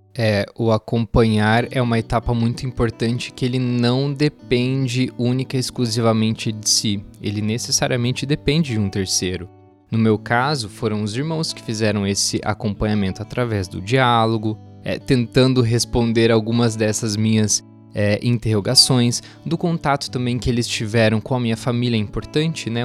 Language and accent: Portuguese; Doutor Camargo, Paraná, Brazil; moved away; Doutor Camargo, que é a minha cidade natal